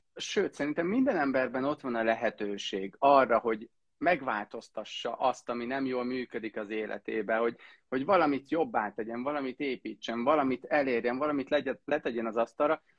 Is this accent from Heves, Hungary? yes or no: yes; Heves, Hungary; én meg Heves megyei vagyok